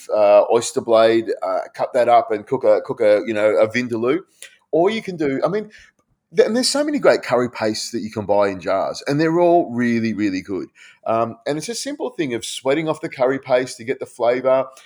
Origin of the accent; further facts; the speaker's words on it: Malaysia; my dad was in the air force. We grew up in Malaysia.